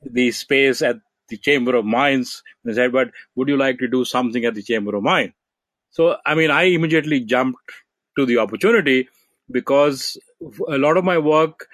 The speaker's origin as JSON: {"language": "English", "country": "India", "said": "I come from India"}